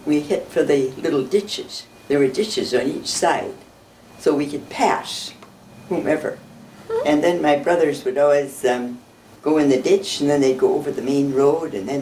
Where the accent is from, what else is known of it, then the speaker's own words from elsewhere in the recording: Ramsey, Minnesota, United States; I was born there